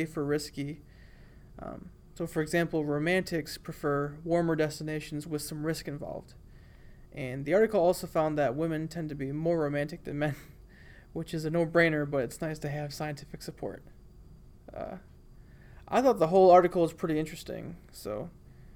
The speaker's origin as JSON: {"language": "English", "town": "Bad Axe", "region": "Michigan", "country": "United States", "tie": "born or raised there", "moved": "as an adult", "lives_now": "Alabama, United States", "said": "having never really left my hometown before that, I remember being in shock that there are other way cooler places than the tiny town of Bad Axe, Michigan"}